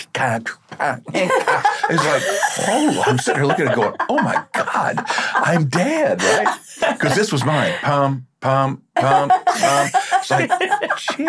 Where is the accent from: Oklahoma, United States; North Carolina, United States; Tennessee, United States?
Oklahoma, United States; I'm from Oklahoma